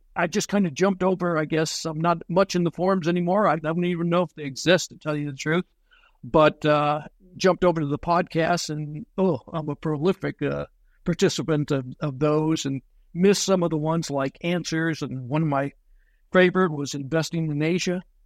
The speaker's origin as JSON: {"language": "English", "region": "Texas", "country": "United States", "said": "I'm from Texas"}